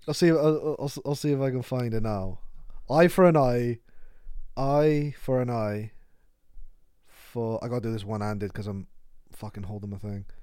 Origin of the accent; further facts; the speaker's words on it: Cardiff, Wales, United Kingdom; I told her I was from Cardiff